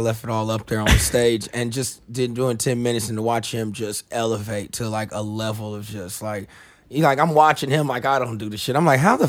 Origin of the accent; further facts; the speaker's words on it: United States; accent: Southern; moved away as an adult; also born or lived in Atlanta; now in New York, United States; I'm from the Carolinas.